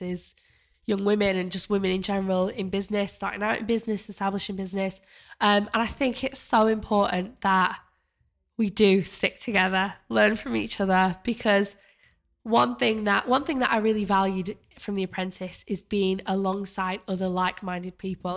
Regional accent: Manchester, North West England, United Kingdom; moved away as an adult; now in London, United Kingdom; I came to London, uh, when I was eighteen after I grew up in Manchester

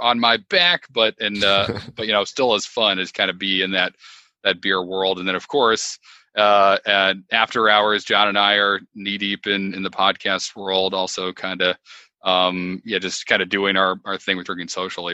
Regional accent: Connecticut, United States; moved away as an adult; now in Wilmington, United States; I started in Connecticut, which is my home state

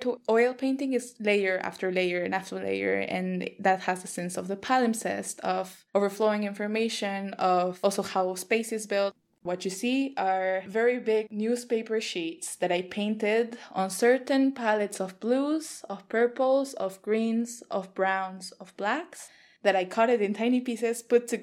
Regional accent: Mexico City, Mexico; moved away as an adult; now in Berlin, Germany; I am originally from Mexico City, but I have been living in Berlin and other places for the last 5 years.

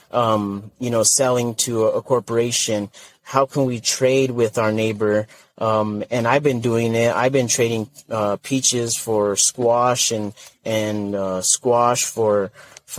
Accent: northern New Mexico, United States; my home community in northern New Mexico

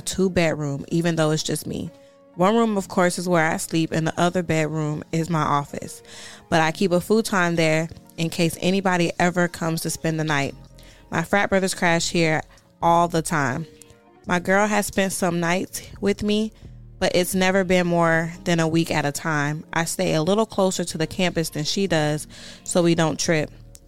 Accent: Bronx, New York, United States; And I am from the Bronx.

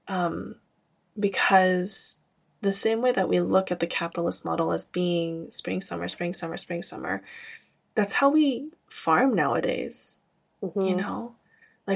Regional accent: Camarillo, California, United States; my hometown in Camarillo

